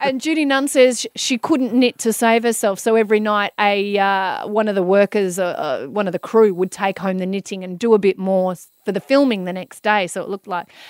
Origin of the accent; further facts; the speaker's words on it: Melbourne, Victoria, Australia; being a girl growing up in Melbourne